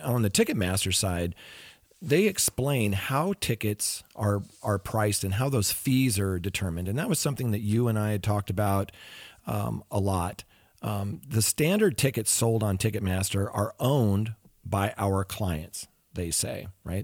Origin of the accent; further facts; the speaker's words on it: Pacific Northwest, United States; Growing up in the Pacific Northwest